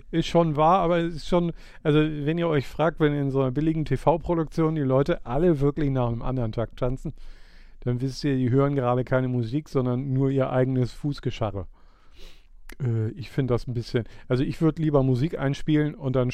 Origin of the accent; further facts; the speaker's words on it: St. Peter-Ording area, Schleswig-Holstein, Germany